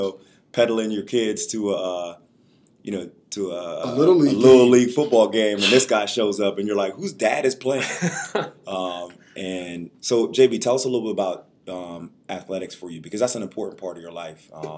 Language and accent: English; Reading, Pennsylvania, United States; growing up in Reading